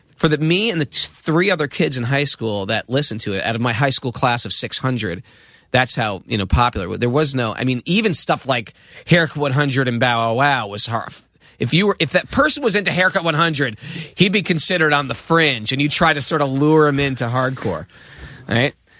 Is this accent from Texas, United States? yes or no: no; Danbury, Connecticut, United States; also born or lived in New York; I was from Connecticut